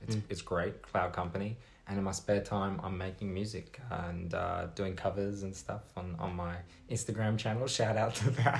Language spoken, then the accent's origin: English; Sydney, New South Wales, Australia; also born or lived in Singapore; I was born in Sydney. Lived for 2 years in Singapore